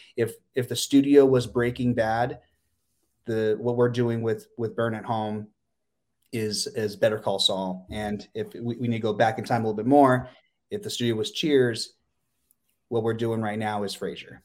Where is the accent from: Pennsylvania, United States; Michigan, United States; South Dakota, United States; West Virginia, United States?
Pennsylvania, United States; moved away; my hometown in Pennsylvania